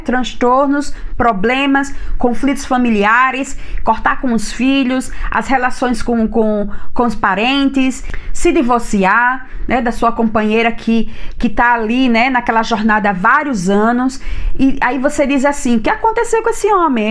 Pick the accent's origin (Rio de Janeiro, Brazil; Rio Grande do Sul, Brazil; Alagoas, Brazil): Alagoas, Brazil; Maceió; Eu venho da cidade de Maceió